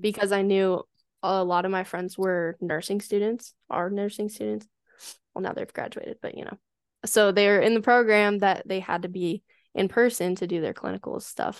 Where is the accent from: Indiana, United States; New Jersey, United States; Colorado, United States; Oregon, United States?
Colorado, United States; moved away as an adult; also born or lived in San Diego, California; I moved back home to Colorado over the summer